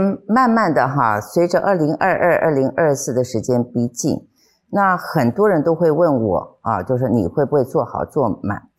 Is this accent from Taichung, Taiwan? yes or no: yes; Taichung, Taiwan; 那我因为我是台中人，那台中就是我的家，那台中市民就是我的家人